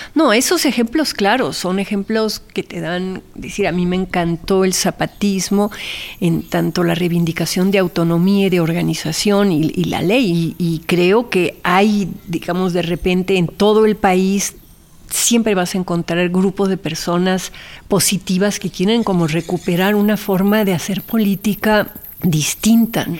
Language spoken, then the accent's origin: Spanish; Mexico; also born or lived in Argentina; el haber crecido, porque fui educada en los dos países y con papás extranjeros, entonces siempre está como la, la comparación entre México y Argentina